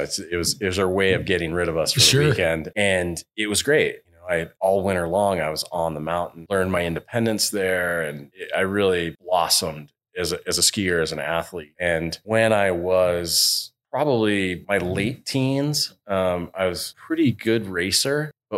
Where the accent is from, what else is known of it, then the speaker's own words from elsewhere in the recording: Bozeman, Montana, United States; moved away; growing up in Montana was really special. I grew up in Bozeman, and it was being around the college town